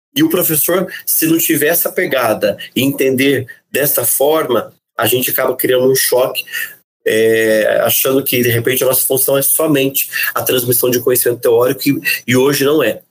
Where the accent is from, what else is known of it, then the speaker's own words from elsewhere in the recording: Caçapava, São Paulo, Brazil; sou de Caçapava